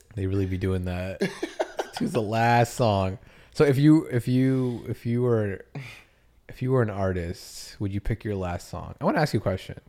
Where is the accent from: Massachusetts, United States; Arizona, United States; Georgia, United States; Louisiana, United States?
Massachusetts, United States; I grew up in Massachusetts